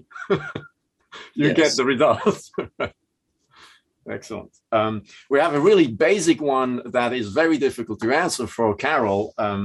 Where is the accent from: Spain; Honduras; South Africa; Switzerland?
Switzerland; accent: Swiss; my Swiss accent